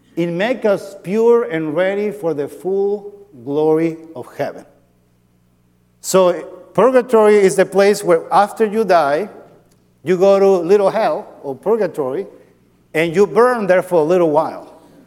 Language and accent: English; Andes, Venezuela; moved away; I grew up in, in Venezuela. I'm from Venezuela